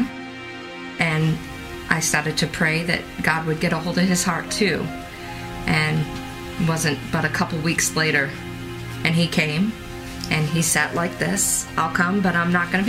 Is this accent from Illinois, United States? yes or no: no; Boston, Massachusetts, United States; I grew up in Boston, Massachusetts.